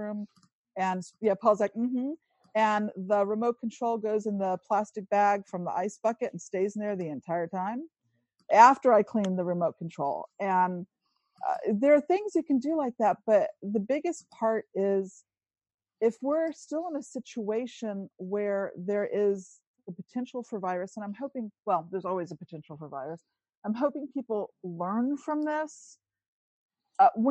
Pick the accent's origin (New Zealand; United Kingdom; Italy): Italy; moved away; I grew up in Italy